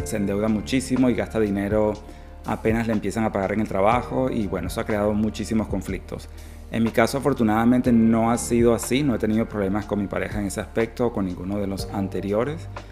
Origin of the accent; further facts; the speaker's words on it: Venezuela; moved away as an adult; now in Australia; yo soy venezolano, mis primeras parejas fueron venezolanos, pero luego emigré